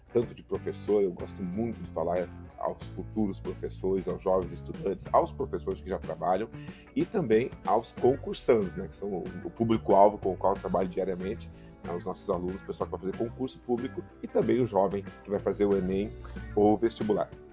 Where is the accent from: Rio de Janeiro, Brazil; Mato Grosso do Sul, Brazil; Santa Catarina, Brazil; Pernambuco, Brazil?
Santa Catarina, Brazil; São Miguel do Oeste; also born or lived in Rio Grande do Sul; now in Paraná, Brazil; Sou natural de São Miguel do Oeste, Santa Catarina.